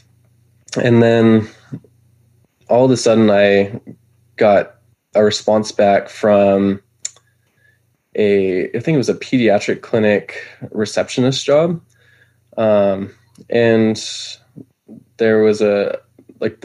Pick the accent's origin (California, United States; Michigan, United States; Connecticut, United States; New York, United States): California, United States; Bay Area; moved away as an adult; now in Idaho, United States; I was originally from California